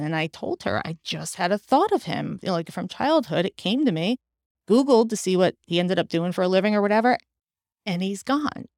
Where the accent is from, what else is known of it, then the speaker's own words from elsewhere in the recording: Westfield, New Jersey, United States; moved away; also born or lived in New York City; I grew up in New Jersey.